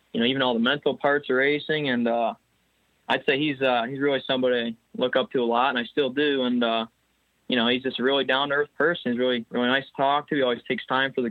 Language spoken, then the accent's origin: English; Medina, Ohio, United States; also born or lived in Akron, Ohio; I was born in Medina, Ohio.